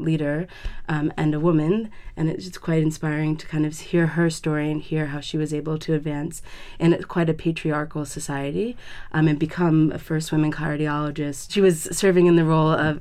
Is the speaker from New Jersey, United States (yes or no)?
yes; New Jersey, United States; I'm from New Jersey in the United States